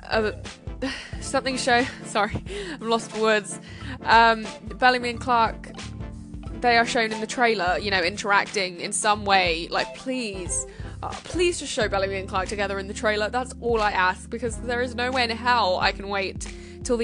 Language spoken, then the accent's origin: English; United Kingdom; I'm British